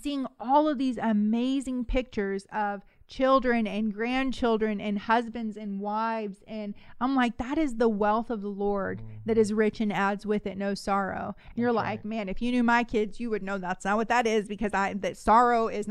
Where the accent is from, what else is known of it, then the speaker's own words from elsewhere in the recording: the Bay Area, California, United States; I'm from the Bay